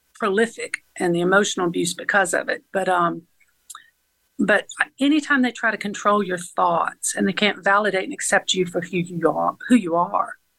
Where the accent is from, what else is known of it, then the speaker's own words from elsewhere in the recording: Atlanta area, Georgia, United States; also born or lived in Fairburn, Georgia / Griffin, Georgia; I was raised in Georgia, all over Atlanta area